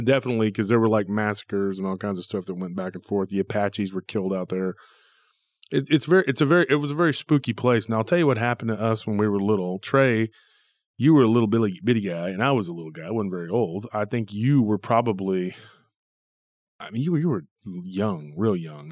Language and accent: English; Taylor, Texas, United States; our our town has a lot of legends